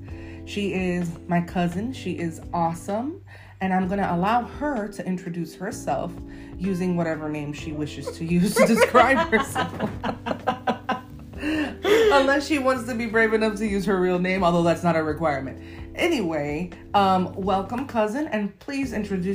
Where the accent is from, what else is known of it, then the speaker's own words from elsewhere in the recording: Miami, Florida, United States; I was born here in Miami, but raised by Cuban parents.